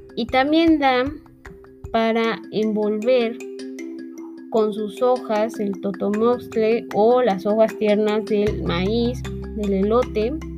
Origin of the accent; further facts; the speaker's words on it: Mexico; todos los que somos mexicanos